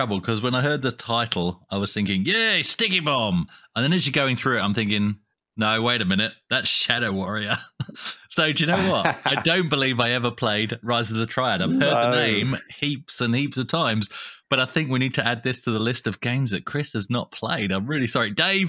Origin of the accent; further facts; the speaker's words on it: South East England, United Kingdom; And I was brought up in Kent where people speak properly, so.